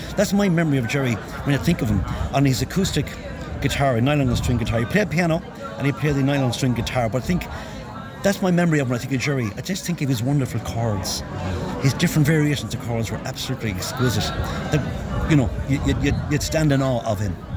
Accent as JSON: {"language": "English", "town": "Galway", "region": "Connacht", "country": "Ireland", "said": "I'm from Galway and I'm a musician here in Galway for many, many years."}